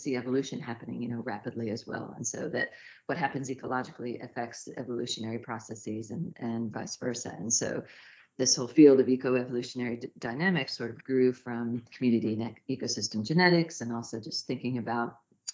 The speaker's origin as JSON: {"language": "English", "region": "Northwest Arkansas", "country": "United States", "tie": "born or raised there", "said": "I grew up in Northwest Arkansas in the Ozarks"}